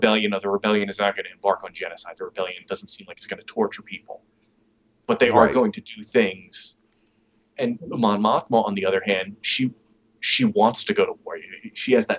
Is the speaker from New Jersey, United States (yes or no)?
no; New York, United States; moved away; I'm originally from the Northeast, from New York